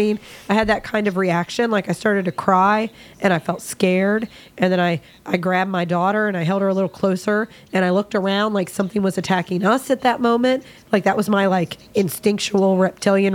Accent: West Virginia, United States; we're all from West Virginia.

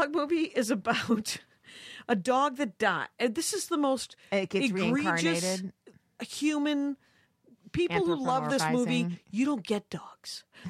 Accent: Wisconsin, United States; accent: northern; I'm from Wisconsin

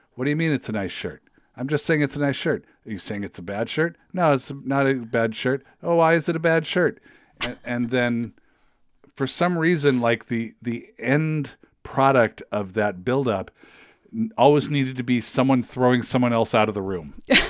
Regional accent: West Coast, United States; I don't think I'd ever been east of like Iowa in my life. You know, I grew up on the West Coast.

